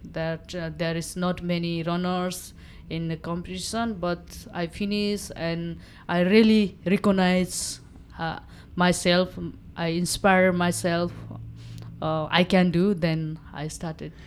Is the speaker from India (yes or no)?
no; eastern Nepal, Nepal; first language Nepali; English is a second language; I grew up, it's very remote area, uh, of, uh, Nepal. There, uh, east of Nepal